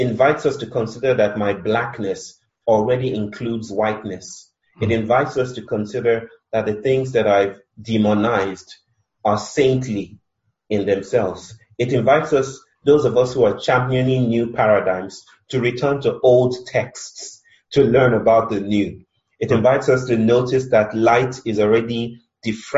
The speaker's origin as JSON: {"language": "English", "country": "Nigeria", "moved": "yes", "lives_now": "India", "said": "I'm Nigerian, I'm married to an Indian"}